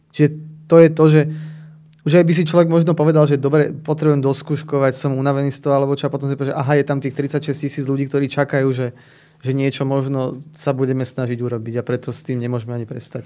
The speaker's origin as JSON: {"language": "Slovak", "town": "Bratislava", "region": "Bratislava Region", "country": "Slovakia", "said": "Ja som z Bratislavy"}